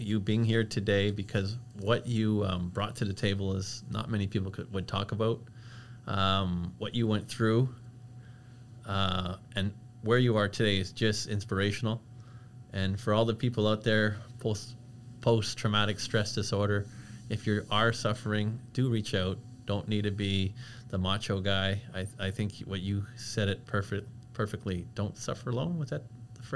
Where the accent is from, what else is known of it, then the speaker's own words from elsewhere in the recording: LaSalle, Quebec, Canada; I'm from the Belle Province de Quebec.